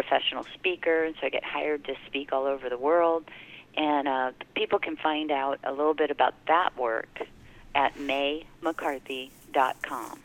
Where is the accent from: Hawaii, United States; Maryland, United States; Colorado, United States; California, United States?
Hawaii, United States; I was raised in Hawaii